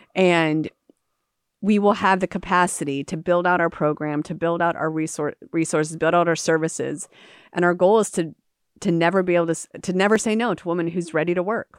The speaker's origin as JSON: {"language": "English", "town": "Jacksonville", "region": "Florida", "country": "United States", "also_born_or_lived": "Calcutta, India", "said": "I came back from India to Jacksonville, and I met women in my own city"}